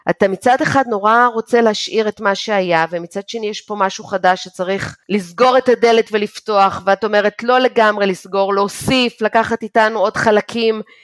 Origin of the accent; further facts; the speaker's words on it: Israel; moved away as an adult; אני יצאתי מישראל במחשבה שאני יוצאת לשלוש שנים, הרילוקיישן שלי נגמר אחרי עשר שנים